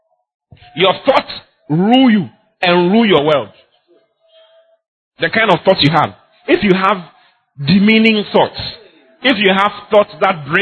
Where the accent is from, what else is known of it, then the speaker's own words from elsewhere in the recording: Ghana; I'm a Ghanaian